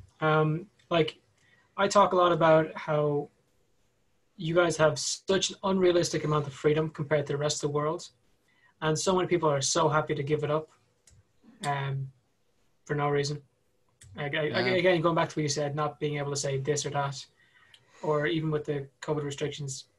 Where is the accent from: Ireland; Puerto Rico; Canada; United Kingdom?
Ireland; we're from the Republic of Ireland